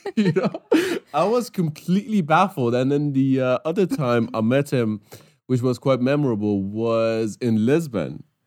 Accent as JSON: {"language": "English", "country": "Iran", "first_language": "Persian", "second_language": "English", "moved": "yes", "said": "I studied English in Iran"}